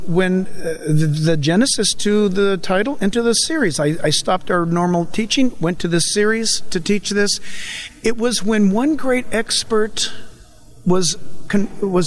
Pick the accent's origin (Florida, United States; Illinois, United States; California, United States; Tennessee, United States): California, United States; San Diego; I happen to have been born in San Diego